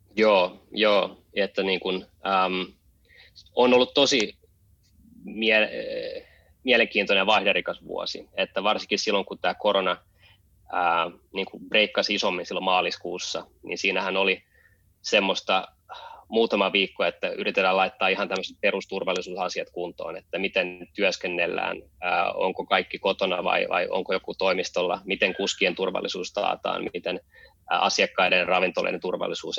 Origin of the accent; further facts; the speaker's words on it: Helsinki, Uusimaa, Finland; moved away as an adult; also born or lived in San Francisco, United States; now in Berlin, Germany; Mä oon, mä oon syntynyt ja, ja kasvanut Helsingissä ja käynyt koulut siellä.